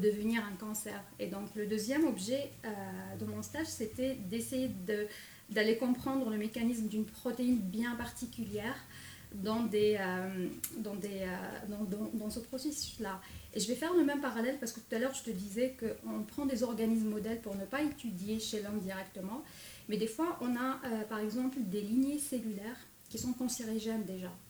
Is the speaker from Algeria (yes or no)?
yes; Algeria; moved away as an adult; also born or lived in France; now in Quebec, Canada; je suis née en Algérie... C'est en nord de l'Afrique